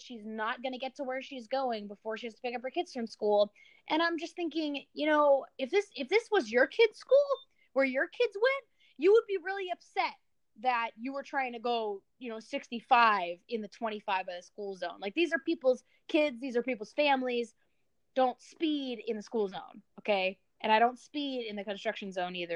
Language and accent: English; near Illinois, Midwest, United States; I grew up in the Midwest, near Illinois